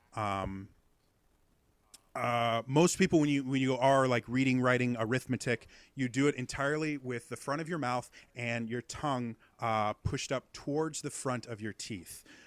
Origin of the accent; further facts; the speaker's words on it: Midwestern United States, United States; accent: Midwestern; the Midwestern accent that I speak with normally